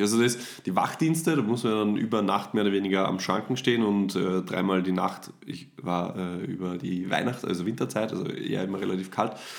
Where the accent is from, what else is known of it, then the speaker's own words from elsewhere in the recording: Austria; bei uns in Österreich